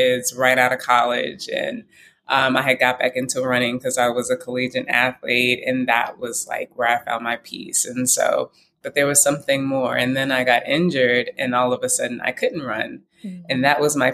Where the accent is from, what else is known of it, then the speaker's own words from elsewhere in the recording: Houston, Texas, United States; I grew up in Houston, Texas, Christian Baptist.